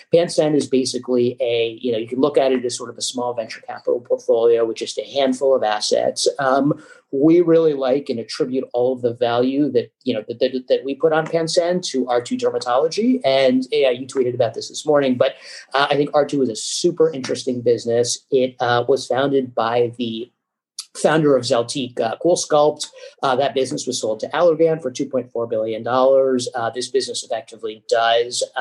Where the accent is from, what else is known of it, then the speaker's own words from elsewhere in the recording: Hartford, Connecticut, United States; I grew up in Hartford, Connecticut